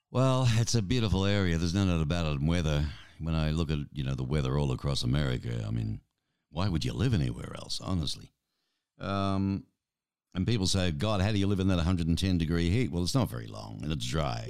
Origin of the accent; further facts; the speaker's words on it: Australia; we grew up on American and British television